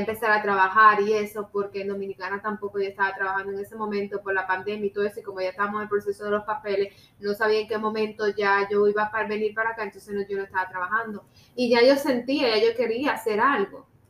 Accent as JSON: {"language": "Spanish", "country": "Cuba", "moved": "as an adult", "lives_now": "United States", "said": "yo soy cubana"}